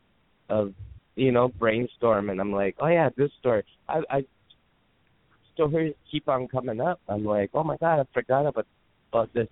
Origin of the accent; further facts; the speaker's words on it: Canada; moved away; I'm Canadian.